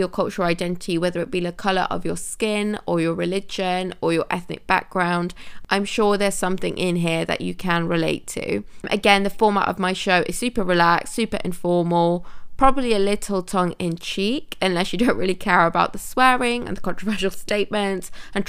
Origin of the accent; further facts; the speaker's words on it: Manchester, North West England, United Kingdom; also born or lived in India; now in London, United Kingdom; I was born in India and I'm fully Indian, but grew up in England for most of my life. I lived in Manchester, but no longer have a Manchester accent, which is a little bit of a shame.